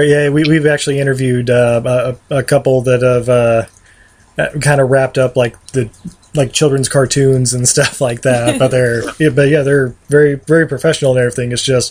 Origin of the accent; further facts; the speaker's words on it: Utah, United States; I was born and raised in Utah